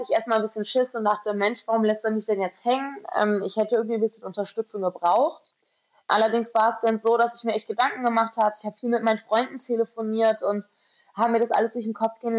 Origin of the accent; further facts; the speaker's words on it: Berlin, Germany; Ich komme direkt aus dem Zentrum. Das heißt, ich habe viel mit dem Party- und Nachtleben zu tun. Und ähm, ich glaube, in Berlin kann man halt einfach viele verschiedene Lebensstile führen.